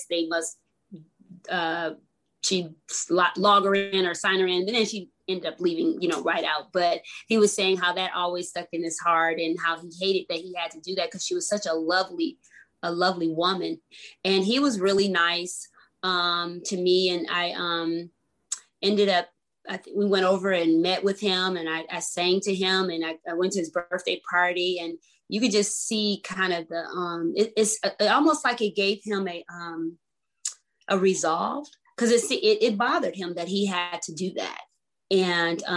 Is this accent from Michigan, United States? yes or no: yes; Grand Rapids, Michigan, United States; also born or lived in Detroit; now in California, United States; I was born in Detroit, but raised in Grand Rapids